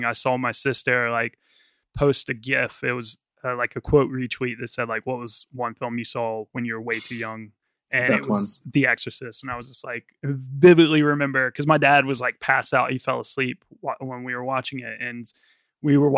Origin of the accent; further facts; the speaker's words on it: the South, United States; now in London, United Kingdom; I obviously, like, was growing up in the South, and, like, while my family wasn't, like, really that religious, I was obviously, like, around a lot of very religious Southern Baptist people